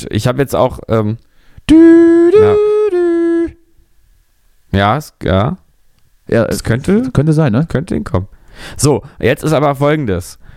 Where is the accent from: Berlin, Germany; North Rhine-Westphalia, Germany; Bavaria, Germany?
Berlin, Germany; Wenn man früher als Berliner ähm, im Urlaub war, als Kind, zwei Wochen weg, drei Wochen weg, Sommerurlaub, ja, und dann kam man zurück